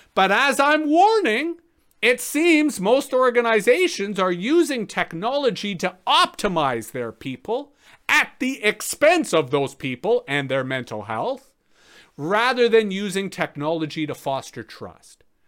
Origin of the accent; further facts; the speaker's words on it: Toronto, Ontario, Canada; moved away as an adult; now in Ottawa Valley, Canada; I grew up in Toronto, spent most of my time in Toronto.